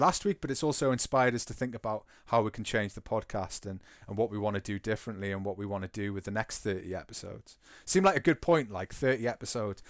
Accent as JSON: {"language": "English", "town": "Newcastle upon Tyne", "region": "North East England", "country": "United Kingdom", "said": "I've invested a lot of my identity in being from Newcastle"}